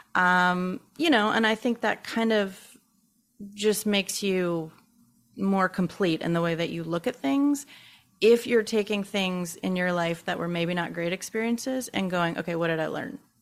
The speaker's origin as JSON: {"language": "English", "town": "Baton Rouge", "region": "Louisiana", "country": "United States", "said": "I am from Baton Rouge, Louisiana"}